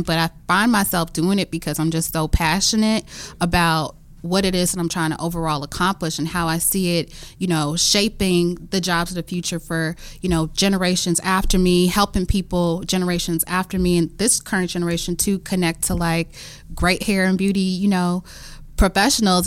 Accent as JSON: {"language": "English", "town": "Memphis", "region": "Tennessee", "country": "United States", "tie": "born or raised there", "moved": "yes", "lives_now": "Washington, D.C., United States", "said": "growing up in the South"}